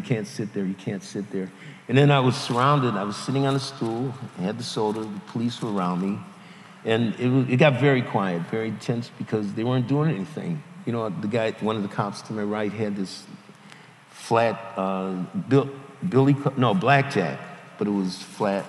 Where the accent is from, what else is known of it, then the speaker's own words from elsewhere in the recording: the North, United States; moved away as an adult; I was from the North